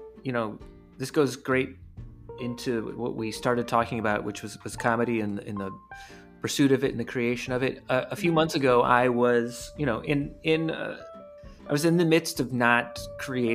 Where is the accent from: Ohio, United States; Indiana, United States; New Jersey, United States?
Ohio, United States; Cleveland; I grew up in Cleveland, Ohio